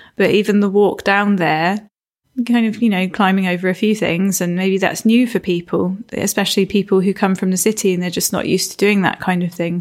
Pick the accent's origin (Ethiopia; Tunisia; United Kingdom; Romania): United Kingdom; Isle of Wight, South East England; also born or lived in Florida / London; now in Cornwall, United Kingdom; I was born on the Isle of Wight and grew up there